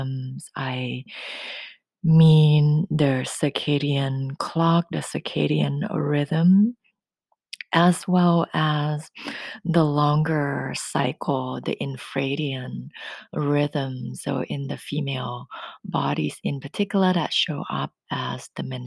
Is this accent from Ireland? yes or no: no; Thailand; accent: thick accent; English is a second language; moved away as an adult; now in Northern California, United States; Growing up in Thailand and speaking Thai language every day until I was 19 before I moved here to the US.